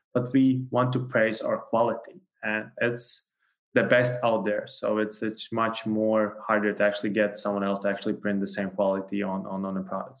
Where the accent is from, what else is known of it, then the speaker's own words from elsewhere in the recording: Latvia; I'm from Latvia, and then also co-founders are both from Latvia.